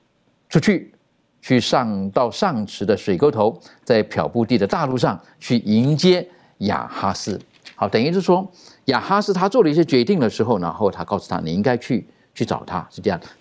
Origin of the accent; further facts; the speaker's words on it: China; 当然，比如说我们呃，我们中国人，我们取名字，大概父母都有一些特殊的含义在这个里面